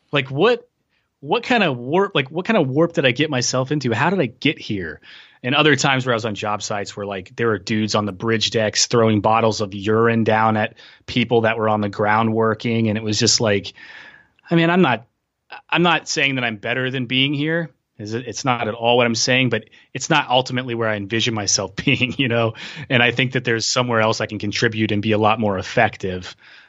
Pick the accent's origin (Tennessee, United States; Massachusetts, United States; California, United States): Tennessee, United States; I'm from Tennessee.